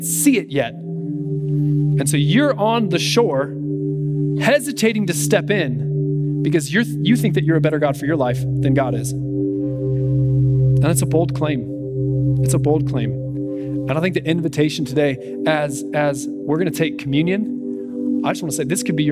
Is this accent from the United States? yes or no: yes; United States; as Americans